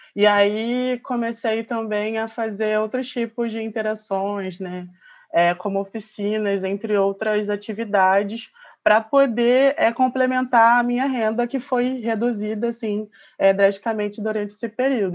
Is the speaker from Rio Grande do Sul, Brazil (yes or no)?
no; Baixada Fluminense, Rio de Janeiro, Brazil; eu sou da Baixada Fluminense, aqui do Rio de Janeiro